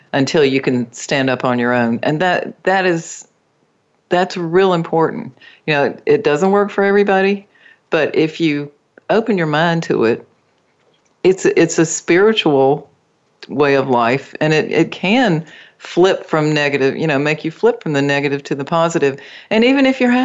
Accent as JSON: {"language": "English", "country": "United States", "tie": "born or raised there", "said": "I was born in the United States."}